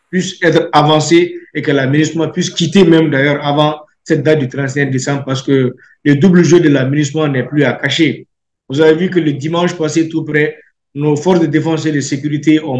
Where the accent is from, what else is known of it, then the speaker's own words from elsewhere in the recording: Mali; Je ne le dis pas seulement en tant que Malien, mais je le dis aussi en tant que législateur, en tant que quelqu'un qui parle au nom du peuple malien.